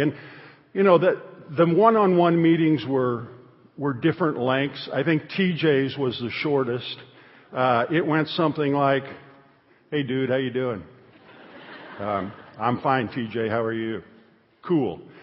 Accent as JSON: {"language": "English", "region": "Northern Illinois", "country": "United States", "tie": "born or raised there", "said": "I was raised in Northern Illinois"}